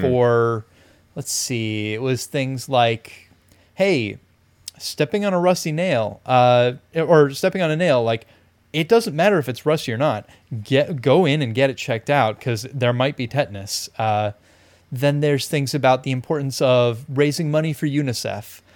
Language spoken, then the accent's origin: English; California, United States; we are both Californian. We're both, like, coastal, urban Californians